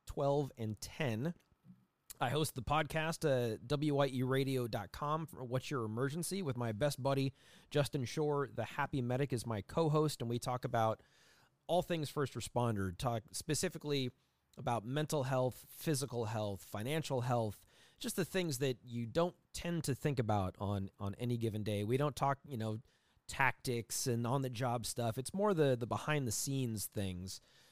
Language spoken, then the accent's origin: English; Scotland, United Kingdom; I am Scottish.